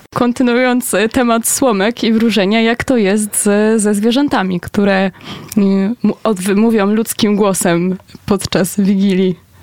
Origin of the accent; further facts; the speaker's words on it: Greater Poland, Poland; jesteśmy z Wielkopolski, chyba wszyscy